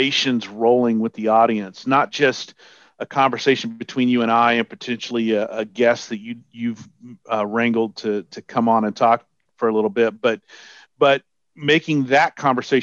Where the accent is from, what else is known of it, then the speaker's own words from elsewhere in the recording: Texas, United States; I'm from Texas